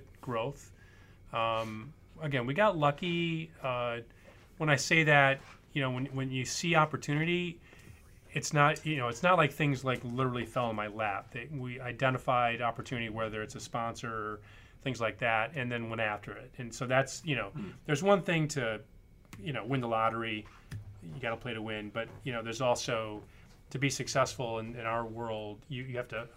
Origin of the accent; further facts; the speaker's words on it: Michigan, United States; moved away as an adult; also born or lived in Los Angeles, California; now in Virginia, United States; I was a Midwesterner. I grew up in Michigan.